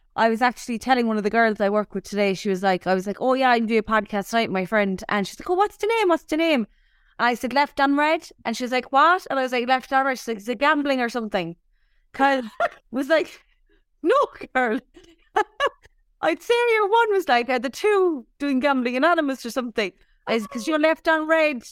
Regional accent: Cork, Munster, Ireland; moved away; whenever I'm asked where you from, I'm like Cork

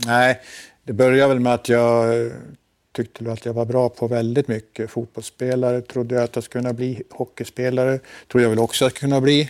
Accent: Forsa, Gävleborg County, Sweden; moved away; Jag eh, kommer från en liten eh, by i Hälsingland som heter Forsa

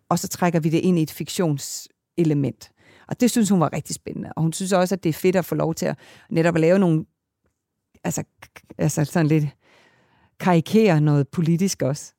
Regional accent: Kalundborg, Zealand, Denmark; moved away; jeg er født i Kalundborg

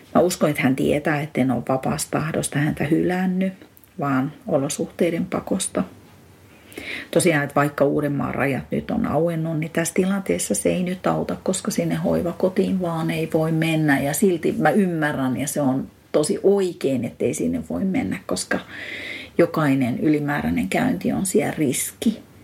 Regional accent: Eastern Finland, Finland; now in Espoo, Finland; Olen Itä-Suomesta kotosin

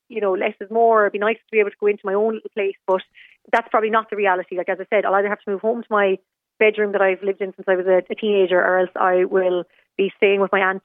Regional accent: Galway, Connacht, Ireland; now in Limerick, Ireland; I'm from Galway originally

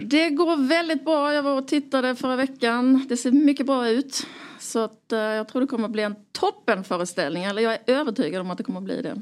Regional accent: Skåne, Sweden; now in Stockholm, Sweden; jag är från Skåne

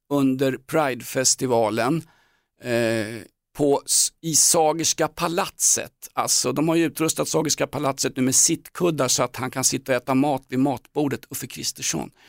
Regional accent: Sweden; Nej men jag är svensk.

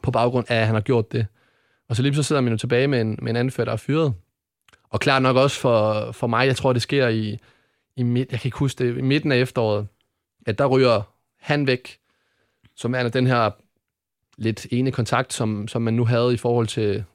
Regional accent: Odense, Southern Denmark, Denmark; Jeg kommer ned fra Ådalen i, i Odense

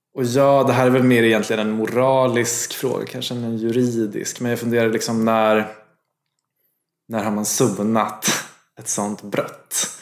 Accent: Gävle, Gävleborg County, Sweden; Jag kommer från Gävle

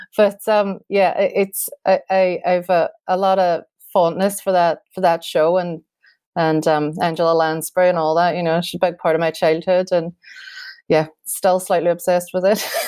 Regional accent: Derry, Northern Ireland, United Kingdom; Derry um and it means a lot to the, my hometown as well

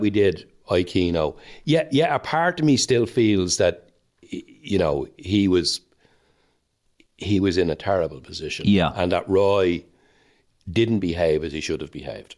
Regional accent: Dublin, Leinster, Ireland; I'm Irish and I'm Dublin

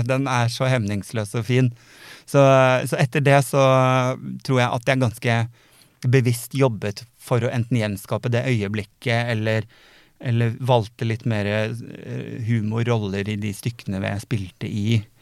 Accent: Sandefjord, Vestfold, Norway; moved away; jeg flytta jo fra Sandefjord for jeg ville noe mer. Jeg ville noe større enn det Sandefjord kunne tilby meg.

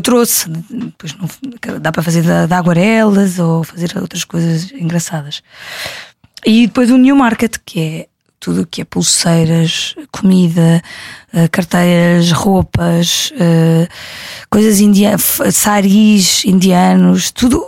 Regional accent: Algarve, Portugal; vi muitas vezes em criança no Algarve

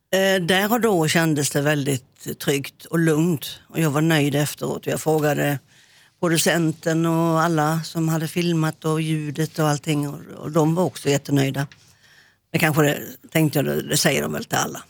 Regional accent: Hylte, Halland County, Sweden; moved away as an adult; also born or lived in Växjö; jag flyttade från eh, Hylte, min, eh, mitt adoptivhem, gården upp till Växjö

